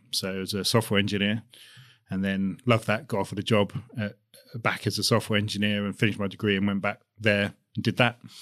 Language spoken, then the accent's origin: English; Basingstoke, South East England, United Kingdom; I grew up, I'm from, from Hampshire, just outside Basingstoke